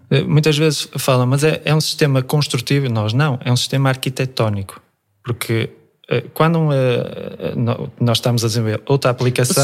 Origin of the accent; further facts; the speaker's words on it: Vila Praia de Âncora, Viana do Castelo, Portugal; also born or lived in Almada / Afife; eu nasci, nasci em Almada, mas os meus pais vieram muito cedo para a Vila Praia de Âncora e sempre surfei aqui em Afif